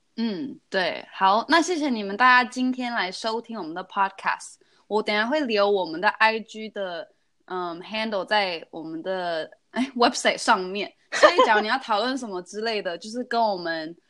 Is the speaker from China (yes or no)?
no; Taiwan; also born or lived in United States; 我是在台湾长大，但是我也有在美国住几年这样